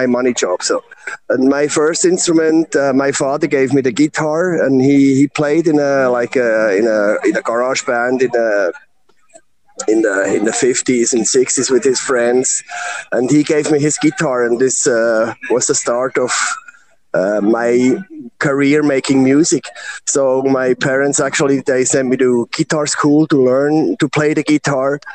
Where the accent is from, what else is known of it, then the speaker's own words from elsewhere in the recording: Bern, Switzerland; I'm born from Bern, Switzerland. It's a very small town, so there is no rock and roll culture